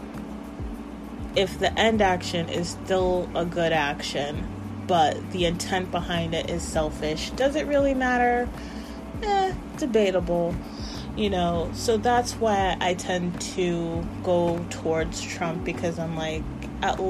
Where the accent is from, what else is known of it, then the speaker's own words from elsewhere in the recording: United States; we, as the American people